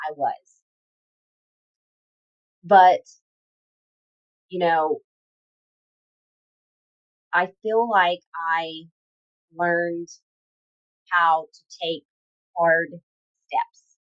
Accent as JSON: {"language": "English", "region": "Louisiana", "country": "United States", "tie": "born or raised there", "also_born_or_lived": "California", "moved": "as an adult", "lives_now": "Houston, United States", "said": "growing up in Louisiana."}